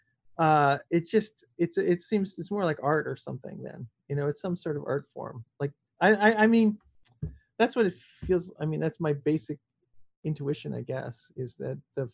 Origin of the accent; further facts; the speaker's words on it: Canada; I'm Canadian, so I speak French a bit